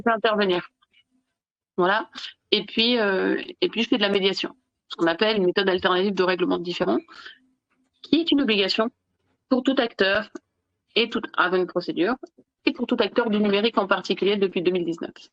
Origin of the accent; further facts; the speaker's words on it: Nice, Provence-Alpes-Côte d'Azur, France; moved away; also born or lived in Italy / Belgium / Germany / Spain; moi je suis originaire de Nice